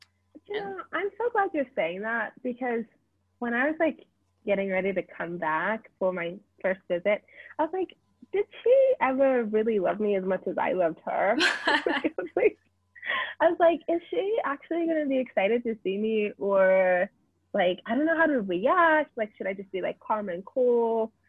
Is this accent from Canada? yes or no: no; Zimbabwe; also born or lived in South Africa / United States; And before I lived in America, I lived in South Africa, which is where I met you. And before that, I was born in Zimbabwe. So I lived in Zimbabwe for some time as well.